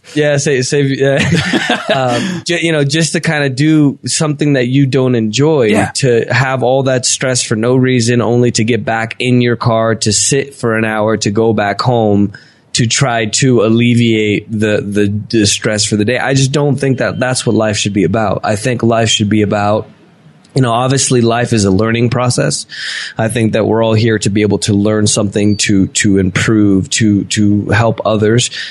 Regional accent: United States; moved away as an adult; also born or lived in Venezuela; now in Medellin, Colombia; I grew up in the States

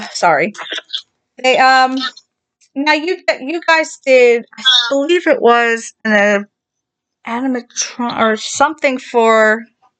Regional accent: New Jersey, United States; I'm from Jersey

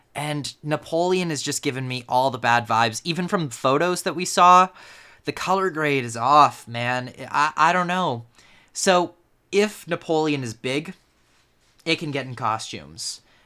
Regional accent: Canada; I am Canadian

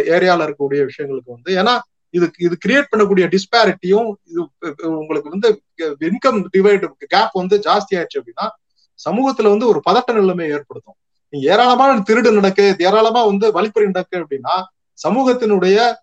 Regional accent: Tamil Nadu, India; நம்ம தமிழ்நாட்டிலேயே

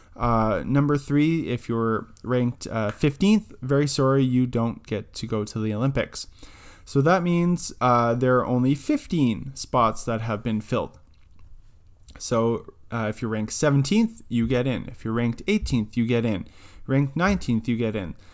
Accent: Canada; being Canadian

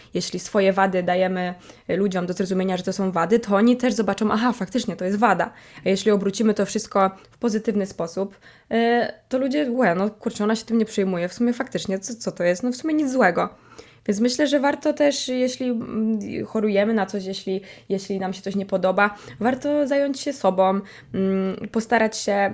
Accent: Poznań, Greater Poland, Poland

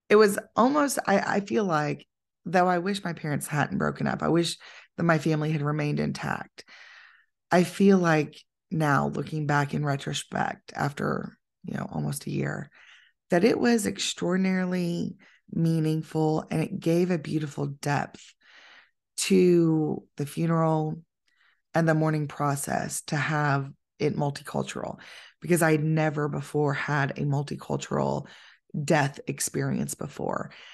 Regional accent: United States; I'm an American

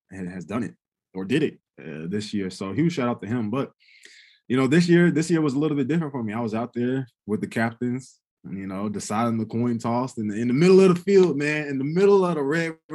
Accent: North Carolina, United States; now in Oklahoma, United States; being from North Carolina

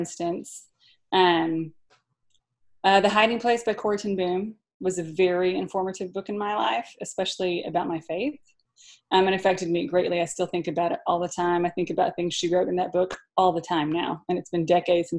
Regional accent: Pocahontas, Arkansas, United States; growing up in Pocahontas, Arkansas

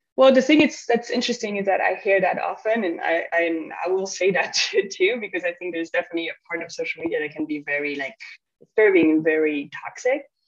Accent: Belgium; moved away as an adult; I'm from Belgium

